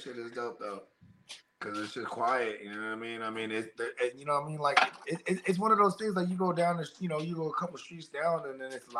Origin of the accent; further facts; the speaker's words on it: Bay Area, California, United States; I was born and raised in the mighty, mighty Bay Area.